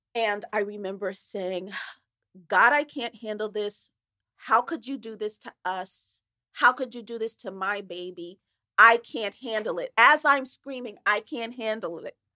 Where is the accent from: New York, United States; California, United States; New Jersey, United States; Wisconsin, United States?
New Jersey, United States; Newark; I was brought up in Newark, New Jersey, in a very poor area